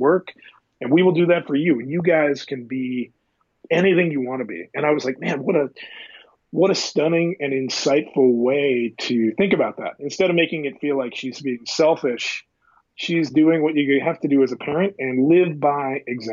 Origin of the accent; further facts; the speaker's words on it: Midwest, United States; I grew up in the Midwest, kind of in a poor farming community